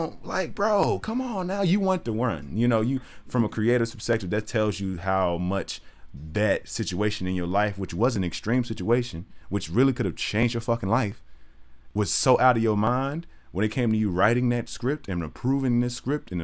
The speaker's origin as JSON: {"language": "English", "town": "Jackson", "region": "Tennessee", "country": "United States", "said": "I'm from Jackson, Tennessee, about 45 minutes away from Memphis"}